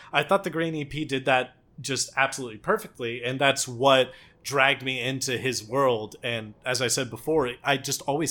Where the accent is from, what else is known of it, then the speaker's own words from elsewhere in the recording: Texas, United States; I'm from Texas